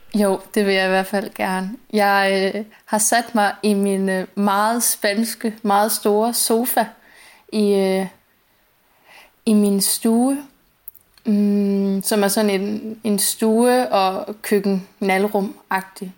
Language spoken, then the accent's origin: Danish; Langeland, Southern Denmark, Denmark; moved away as an adult; also born or lived in London / southern Spain; now in Spain; aldrig nogensinde havde været andre steder end hjemme i Langeå i, i Danmark